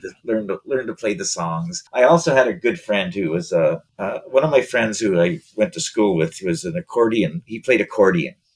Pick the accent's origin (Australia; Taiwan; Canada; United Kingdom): Canada; East Coast; I'm from the East Coast, and you know, being from the East Coast, uh, my mother had five brothers